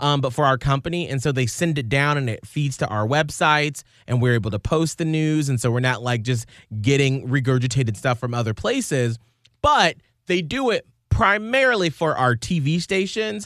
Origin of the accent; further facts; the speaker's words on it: Atlanta, Georgia, United States; moved away; I grew up in Atlanta where our company is based